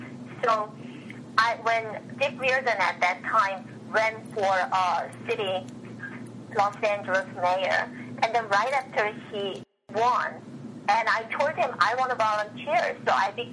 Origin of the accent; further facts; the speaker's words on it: Japan; moved away as an adult; also born or lived in South Korea; now in United States; I finished my grammar school in Korea, and I was raised in Japan, and I came here to go to college.